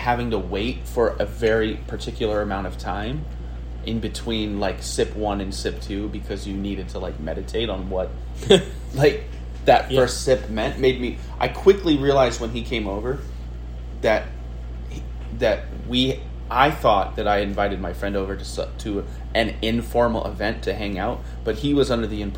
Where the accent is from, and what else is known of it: United States